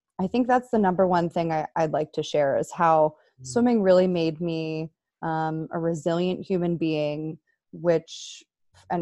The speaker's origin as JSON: {"language": "English", "area": "right outside of Philadelphia", "region": "Pennsylvania", "country": "United States", "tie": "born or raised there", "said": "I am from Pennsylvania, right outside of Philadelphia. I grew up there."}